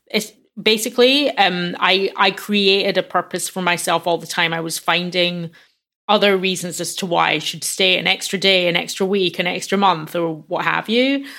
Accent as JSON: {"language": "English", "town": "Glasgow", "region": "Scotland", "country": "United Kingdom", "tie": "born or raised there", "moved": "yes", "said": "growing up in Glasgow"}